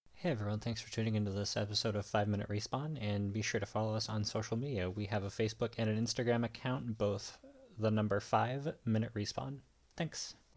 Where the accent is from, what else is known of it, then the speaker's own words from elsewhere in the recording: Boston, Massachusetts, United States; I am a Bostonian